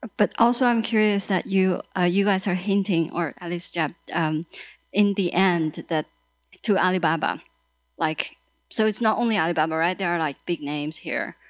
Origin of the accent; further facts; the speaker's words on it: China; now in United States; so I'm a journalist from China. I'm based here